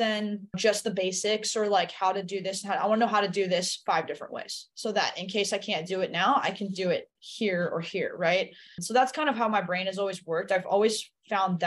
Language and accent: English; Redondo Beach, California, United States; also born or lived in Aliso Viejo, California; I'm originally from Southern California. I grew up in Redondo Beach for my first 13 years